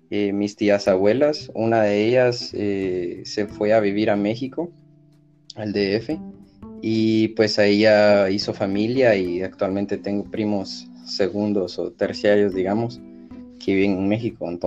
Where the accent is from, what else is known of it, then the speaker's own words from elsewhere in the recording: Guatemala; Pues no, curiosamente, eh, si necesitamos los guatemaltecos visa.